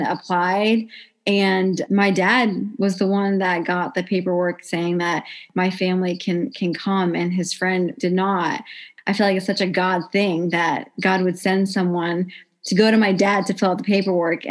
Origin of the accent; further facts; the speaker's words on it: Carmel, Indiana, United States; I'm from Carmel, Indiana